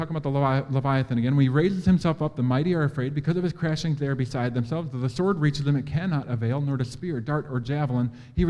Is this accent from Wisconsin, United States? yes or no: yes; Green Bay, Wisconsin, United States; I'm from Green Bay. I know what that is, but I don't know you guys.